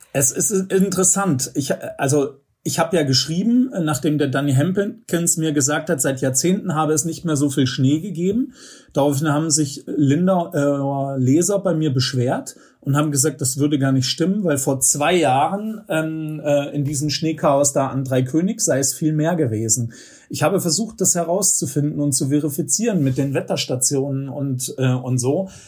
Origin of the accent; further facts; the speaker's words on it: Northern Germany, Germany; now in Oberreitnau, Germany; ich stamme ja aus Norddeutschland